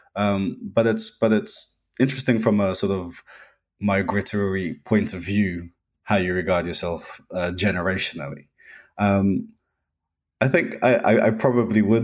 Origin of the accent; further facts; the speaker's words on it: United Kingdom; I'm also British born. Parents are from Trinidad in the Caribbean